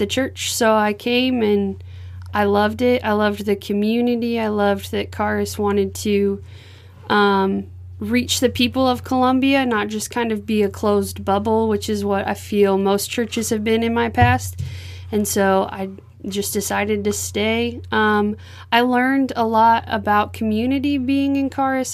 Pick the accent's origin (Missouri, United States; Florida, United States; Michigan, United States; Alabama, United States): Missouri, United States; Unionville; moved away as an adult; also born or lived in Lancaster, Missouri; now in Rio de Janeiro, Brazil; I grew up in northern Missouri, up by the Iowa border, in Lancaster, Missouri for the first 9 years, then Unionville, Missouri for the next 7 years